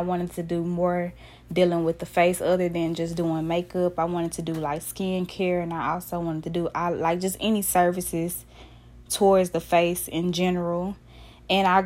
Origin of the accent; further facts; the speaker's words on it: Dallas, Texas, United States; I'm from Dallas, Texas